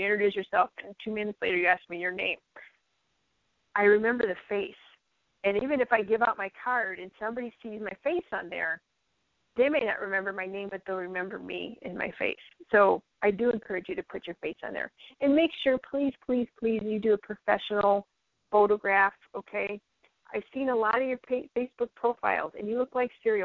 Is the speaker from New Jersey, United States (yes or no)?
no; Illinois, United States; also born or lived in western Minnesota; now in North Dakota, United States; I'm from Illinois and everybody does everything under S corps in Illinois. I move up here to North Dakota in the western side of Minnesota